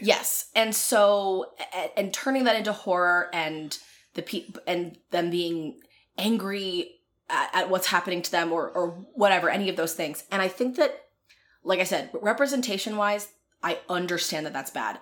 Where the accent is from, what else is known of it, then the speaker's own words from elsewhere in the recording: Philadelphia, Pennsylvania, United States; I'm from Philadelphia